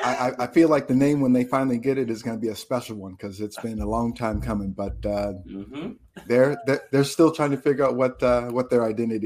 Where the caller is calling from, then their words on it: Virginia, United States; I'm joining you from just outside of Washington, D.C. in Virginia.